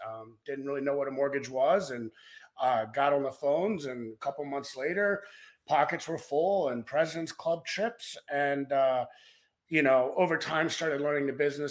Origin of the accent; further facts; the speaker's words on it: Maryland, United States; moved away as an adult; also born or lived in Baltimore / Denver; now in South Lake Tahoe, United States; I grew up in Maryland